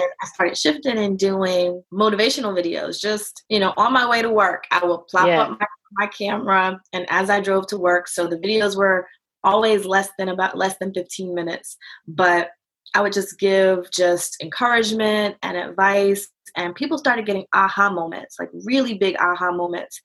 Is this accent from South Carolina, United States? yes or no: no; Virginia, United States; moved away as an adult; now in North Carolina, United States; I'm originally from Virginia